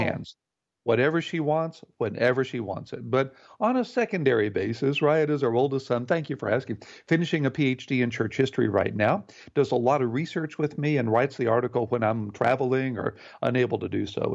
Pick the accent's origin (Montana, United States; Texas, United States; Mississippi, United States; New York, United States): Texas, United States; Houston; I grew up in Houston, Texas, in a wonderful home